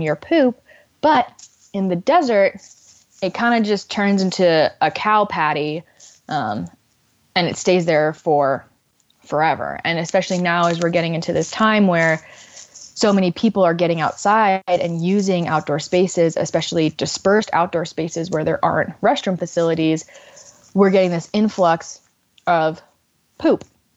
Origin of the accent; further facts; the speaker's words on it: Miami, Florida, United States; moved away; I grew up in Miami, Florida